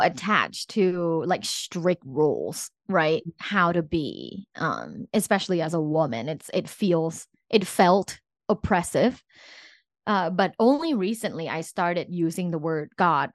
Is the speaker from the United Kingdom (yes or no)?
no; Thailand; I'm from Thailand